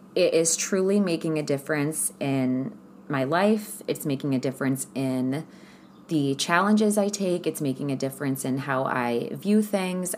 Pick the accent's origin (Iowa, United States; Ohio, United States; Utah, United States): Ohio, United States; moved away; also born or lived in California; I'm from Ohio where it snows all of the time.